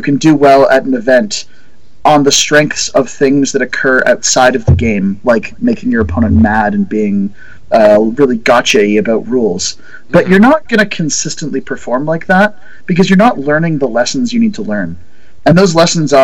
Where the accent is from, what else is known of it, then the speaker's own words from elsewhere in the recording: Canada; I'm the kind of rare Canadian exception